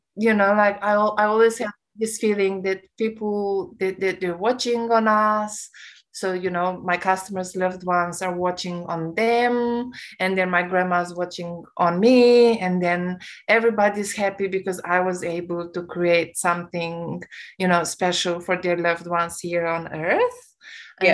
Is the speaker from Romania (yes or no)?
yes; Romania; English is a second language; now in Australia; I come from a Romanian background